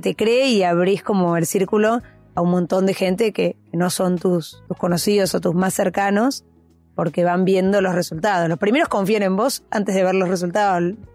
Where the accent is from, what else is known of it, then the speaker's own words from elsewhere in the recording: Buenos Aires, Argentina; crecí en Capital, eh, en Recoleta